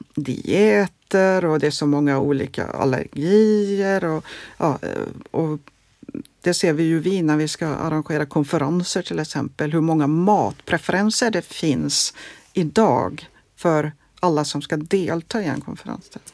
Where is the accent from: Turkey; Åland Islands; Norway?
Norway; also born or lived in Gothenburg, Sweden; now in Sweden; jag är från Norge